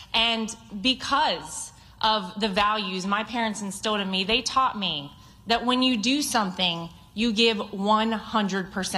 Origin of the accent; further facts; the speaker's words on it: North Carolina, United States; moved away; my home state